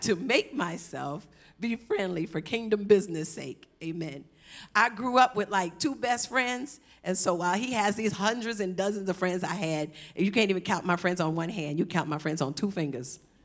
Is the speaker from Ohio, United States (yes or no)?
no; Savannah, Georgia, United States; moved away as an adult; also born or lived in California; I'm from Savannah